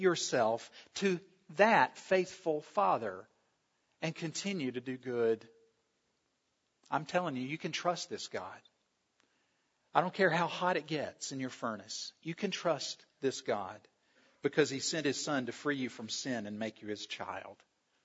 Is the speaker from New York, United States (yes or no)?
no; South Carolina, United States; I grew up in South Carolina